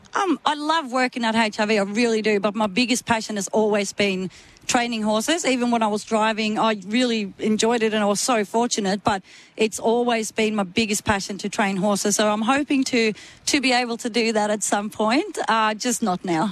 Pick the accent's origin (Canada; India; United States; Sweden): Sweden; moved away as an adult; I come from Sweden